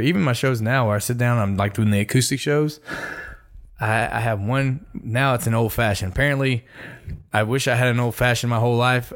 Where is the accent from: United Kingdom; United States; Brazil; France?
United States; Michigan City, Indiana; now in Texas, United States; I was born in Michigan City, Indiana